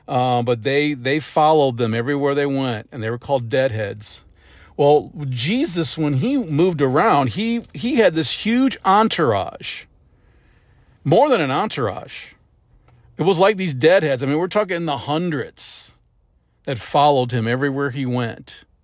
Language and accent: English; St. Louis, Missouri, United States; I was up in St. Louis. I grew up in St. Louis.